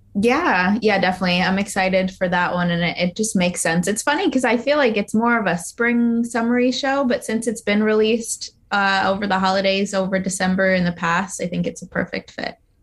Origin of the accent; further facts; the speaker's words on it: New Jersey, United States; I am from New Jersey